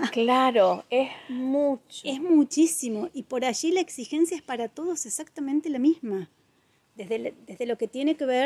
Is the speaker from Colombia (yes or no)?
no; Córdoba, Argentina; moved away as an adult; now in Villa Carlos Paz, Argentina; soy mujer, soy Carlos Pacense, en realidad soy cordobesa, pero hace muchos años que vivo acá en Carlos Paz.